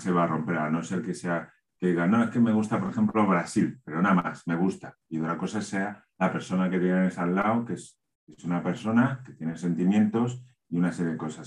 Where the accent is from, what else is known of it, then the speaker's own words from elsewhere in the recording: Spain; como español